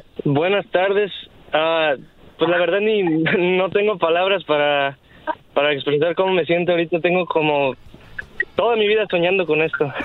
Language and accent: Spanish; Guatemala; mis padres somos de Guatemala